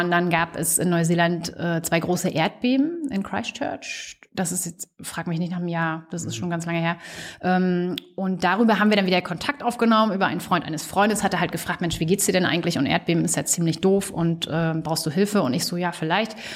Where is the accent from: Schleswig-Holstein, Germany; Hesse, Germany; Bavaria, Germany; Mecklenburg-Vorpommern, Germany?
Mecklenburg-Vorpommern, Germany; bitte auch MacPom. Also dann gehe ich jetzt nicht mehr irgendwo anders hin. Dann möchte ich wieder meine Heimat zurück.